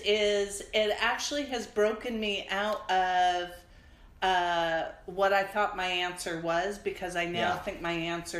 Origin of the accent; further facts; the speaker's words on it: Las Vegas, Nevada, United States; now in Pacific Northwest, United States; I grew up in Las Vegas